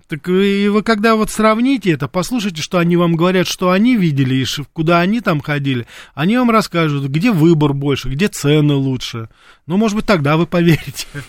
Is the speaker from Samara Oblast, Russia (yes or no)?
no; Moscow, Russia; свое детство провел в Мариной роще